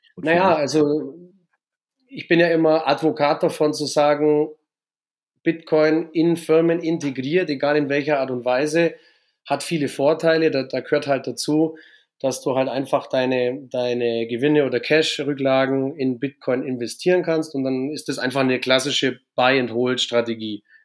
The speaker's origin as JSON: {"language": "German", "town": "Augsburg", "region": "Bavaria", "country": "Germany", "said": "Ich komme aus Bayern, aus Augsburg"}